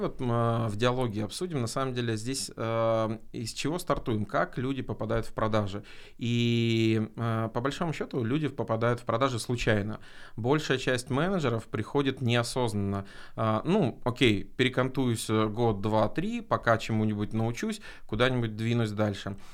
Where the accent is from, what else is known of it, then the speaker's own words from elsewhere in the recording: Arkhangelsk, Arkhangelsk Oblast, Russia; в городе Архангельске, откуда я родом